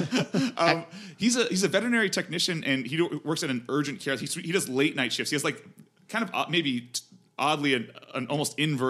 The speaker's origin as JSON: {"language": "English", "town": "Los Angeles", "region": "California", "country": "United States", "tie": "born or raised there", "also_born_or_lived": "Hemet, California", "said": "I was born in Hemet, California, which is kind of near Joshua Tree. And then I moved here when I was 10."}